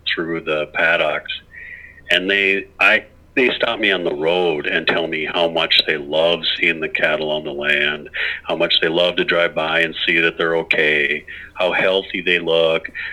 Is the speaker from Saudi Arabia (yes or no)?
no; Clearwater, Minnesota, United States; the farm that I grew up on by in Clearwater, Minnesota